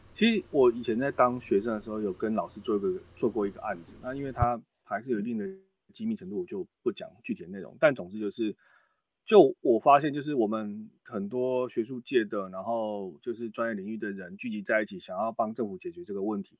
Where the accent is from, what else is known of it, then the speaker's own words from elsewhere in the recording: Xiluo, Yunlin County, Taiwan; moved away as an adult; now in New Taipei, Taiwan; 我出生于云林县西罗镇，那大学以前都在云林生活。一直到念大学才搬到北部，然后念书工作